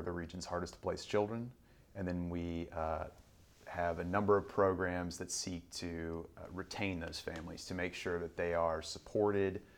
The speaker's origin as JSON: {"language": "English", "town": "Collinsville", "region": "Illinois", "country": "United States", "tie": "born or raised there", "said": "ended up settling in Collinsville, Illinois, right across the river."}